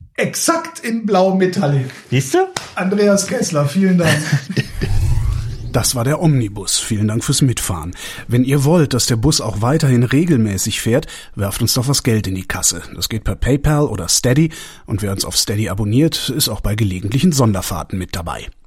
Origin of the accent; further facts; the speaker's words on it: near Cologne, North Rhine-Westphalia, Germany; ich bin ja in der Nähe von Köln groß geworden